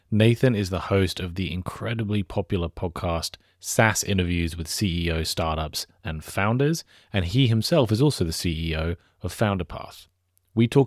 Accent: United Kingdom; I'm British.

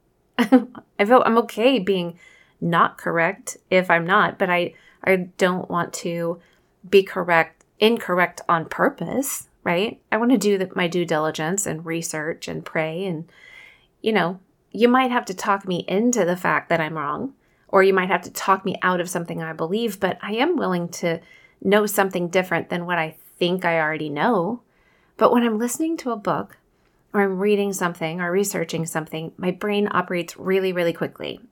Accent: Kansas City, United States; accent: Midwestern; I'm from Kansas City, so maybe it's my, you know, our Midwestern pronunciation of the word

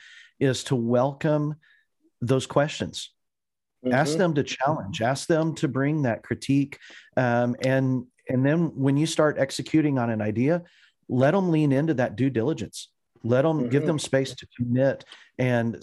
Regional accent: Clovis, New Mexico, United States; moved away as an adult; also born or lived in Texas / Colorado; now in Indiana, United States; I was born in the Southwest in Clovis, New Mexico, out on the Eastern Plains, which if you're looking at a map is actually only like 9 miles away from the Texas border. And so we grew up pretty close to the West Texas Panhandle

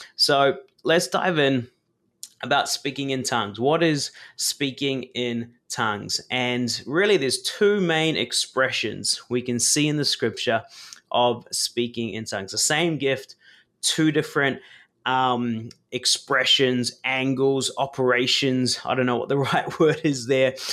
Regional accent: New Zealand; I was born in New Zealand

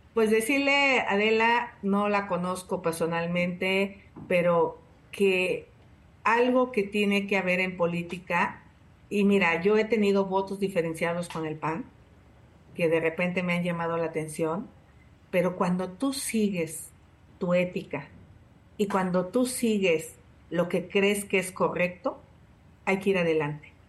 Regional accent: Tepatepec, Hidalgo, Mexico; Desde los 14 años, 12 años empecé a luchar contra el cacique de mi pueblo, Felipe Contreras, en Tepatepec

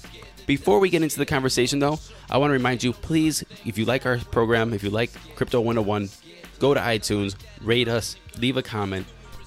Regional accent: Cleveland, Ohio, United States; I was born in Cleveland.

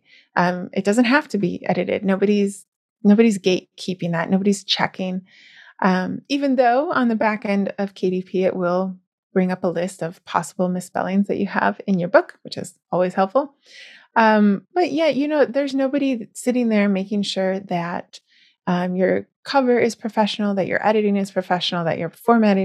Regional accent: United States; I am American

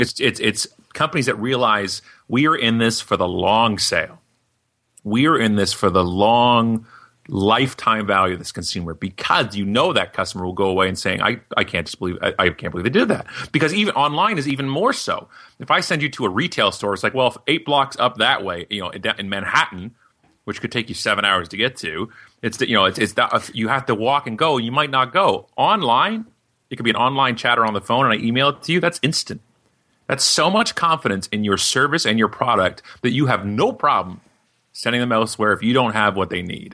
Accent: Canada; we're from Canada

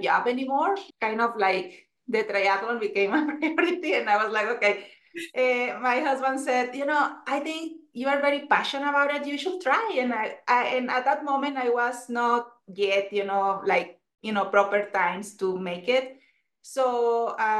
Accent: Mexico; English is a second language; moved away as an adult; also born or lived in Puebla, Mexico; now in Boulder, United States; I am originally from Mexico. Right now I'm in Boulder, Colorado

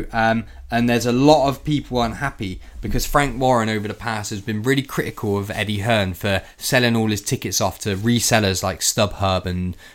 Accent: United Kingdom; You know, as a British racer, I want to see him win every time.

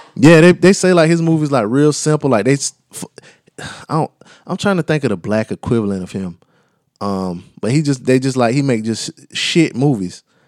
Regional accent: the South, United States; accent: southern; my southern accent

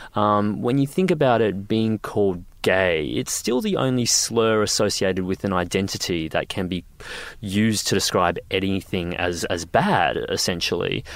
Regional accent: Queensland, Australia; I grew up in Queensland

